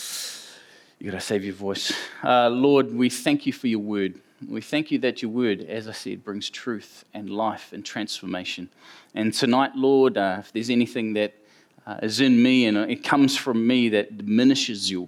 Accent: Auckland, New Zealand; West Auckland's a good place. It's where I was born and grew up

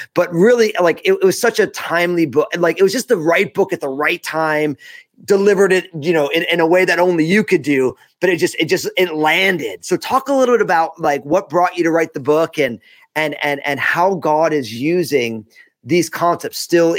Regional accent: New Jersey, United States; now I'm from New Jersey.

